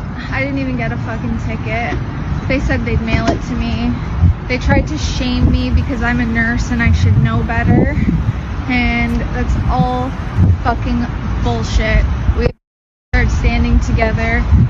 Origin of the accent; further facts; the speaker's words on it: Canada; I'm just saying, I'm